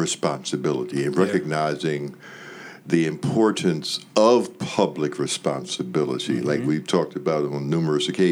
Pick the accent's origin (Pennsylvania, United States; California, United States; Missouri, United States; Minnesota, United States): Pennsylvania, United States; Philadelphia; born or raised there